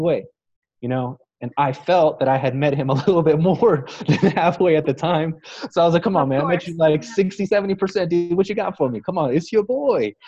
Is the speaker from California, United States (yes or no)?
no; Fort Worth, Texas, United States; moved away as an adult; also born or lived in Dallas, Texas / Austin, Texas; Fort Worth, Texas, where I'm from, my hometown